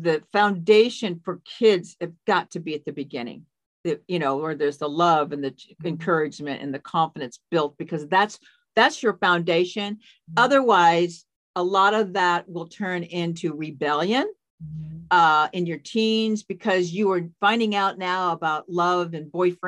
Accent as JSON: {"language": "English", "town": "Seattle", "region": "Washington", "country": "United States", "tie": "born or raised there", "also_born_or_lived": "Spokane, Washington", "said": "I grew up in the Seattle area"}